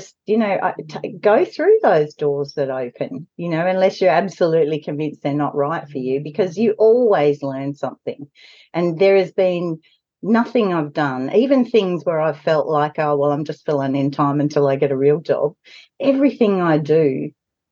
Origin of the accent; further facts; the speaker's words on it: Broken Hill, New South Wales, Australia; moved away as an adult; I was born and raised in Broken Hill